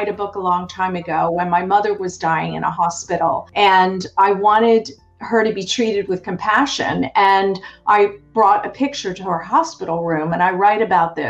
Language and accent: English; Baltimore, Maryland, United States; moved away as an adult; also born or lived in Southern California; now in Seattle, United States; originally, I grew up in Baltimore, Maryland on the East Coast